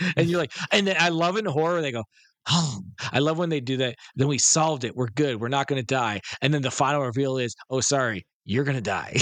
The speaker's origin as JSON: {"language": "English", "town": "Detroit", "region": "Michigan", "country": "United States", "tie": "born or raised there", "said": "areas where I grew up in Detroit"}